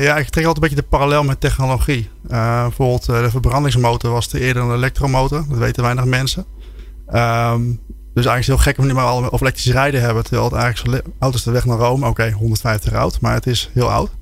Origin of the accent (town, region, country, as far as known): Netherlands; also born or lived in Germany